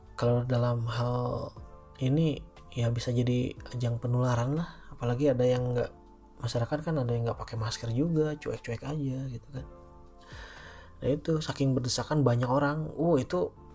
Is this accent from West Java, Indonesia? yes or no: yes; Cianjur, West Java, Indonesia; kota gue di Cianjur